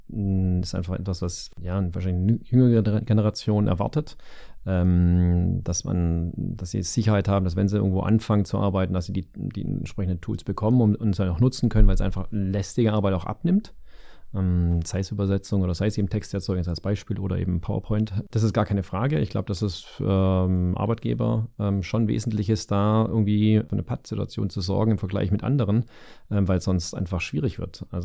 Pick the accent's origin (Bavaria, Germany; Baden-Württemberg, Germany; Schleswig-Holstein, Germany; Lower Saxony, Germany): Baden-Württemberg, Germany; Stuttgart; ein Öl im Getriebe, wenn ich das sozusagen als äh, Stuttgarter sagen darf.